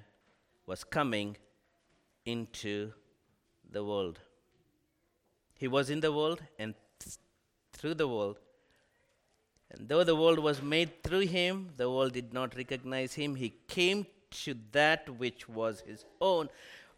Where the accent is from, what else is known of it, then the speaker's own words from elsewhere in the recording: India; moved away as an adult; now in United States; I was born and raised in India, and I came here to the United States